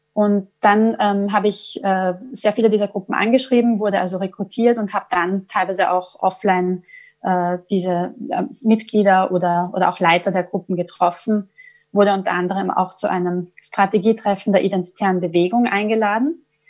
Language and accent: German; Vienna, Austria; accent: Viennese; moved away as an adult; now in London, United Kingdom; von meinem Wiener Dialekt